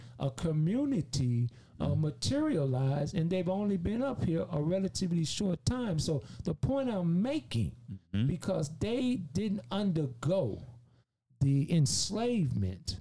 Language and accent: English; Michigan, United States; growing up in Michigan